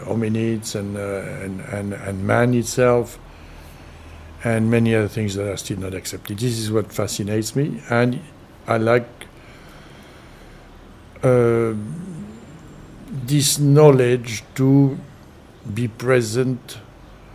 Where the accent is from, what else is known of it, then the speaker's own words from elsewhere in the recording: Paris, Île-de-France, France; now in Ibiza, Spain; I grew up in Paris, in not far from Montparnasse